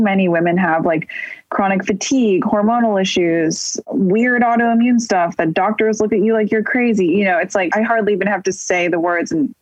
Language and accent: English; Bay Area, Northern California, United States; moved away as an adult; also born or lived in New York; now in Los Angeles, United States; growing up in NorCal in the Bay Area